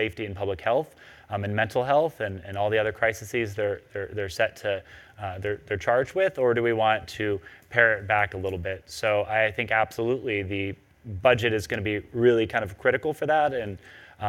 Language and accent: English; San Diego, California, United States; moved away as an adult; now in Los Angeles, United States; I'm from San Diego originally